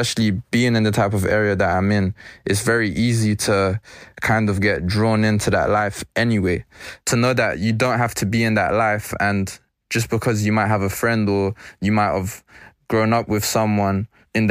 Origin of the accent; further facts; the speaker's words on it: London, United Kingdom; I was born and raised in Stonebridge